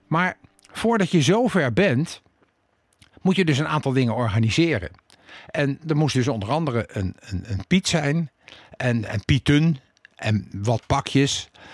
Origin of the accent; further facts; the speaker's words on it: The Hague, South Holland, Netherlands; toen ik vijf jaar was en in eh, de Cornelis Jolstraat woonde